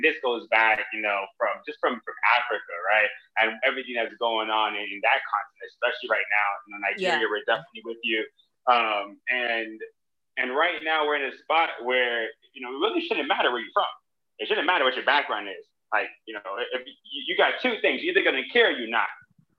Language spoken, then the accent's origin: English; Jamaica; as I really think about, you know, my upbringing, like, I'm Jamaican, and because I'm Jamaican, we just fight for rights.